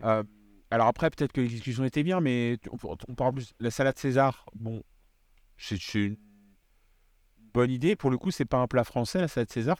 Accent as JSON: {"language": "French", "country": "Réunion", "said": "je viens de La Réunion"}